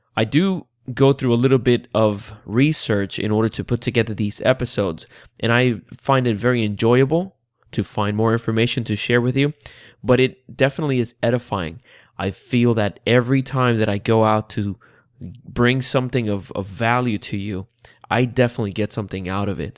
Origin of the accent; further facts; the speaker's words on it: Puerto Rico; now in Central Florida, United States; I was born and raised in the beautiful island of Puerto Rico